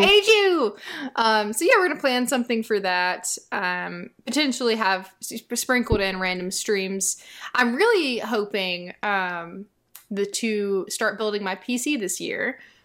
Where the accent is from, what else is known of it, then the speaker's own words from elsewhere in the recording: the South, United States; I grew up in the South